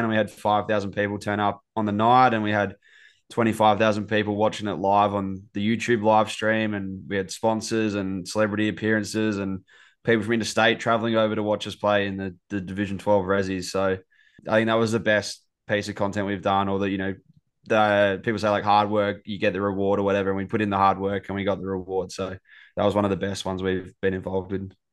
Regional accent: Adelaide, South Australia, Australia; moved away as an adult; now in Melbourne, Australia; I was originally from Adelaide, uh, myself

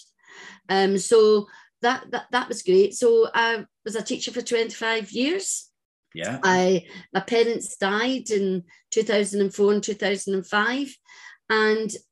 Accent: Glasgow, Scotland, United Kingdom; I was brought up in Glasgow

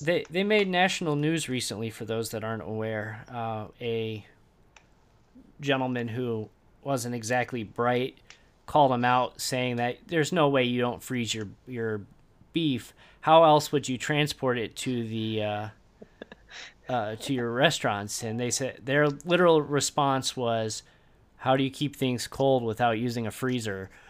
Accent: Indiana, United States; I have a birth certificate that says I was born in Indiana

